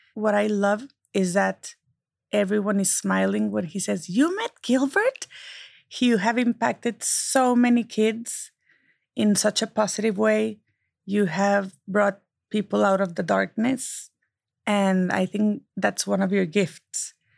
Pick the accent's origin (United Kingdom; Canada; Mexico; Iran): Mexico; now in United States; I can still be Mexican, and I can be a proud American.